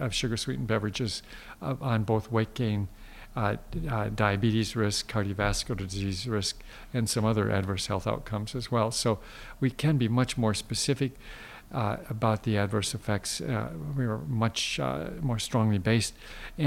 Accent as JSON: {"language": "English", "region": "Midwest", "country": "United States", "tie": "born or raised there", "said": "I grew up in the Midwest where it was normal a day or once or twice a day to have that white mountain on your plate"}